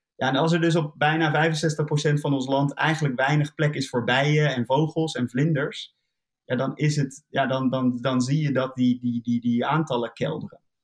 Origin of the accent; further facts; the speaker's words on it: Netherlands; we zijn een heel klein land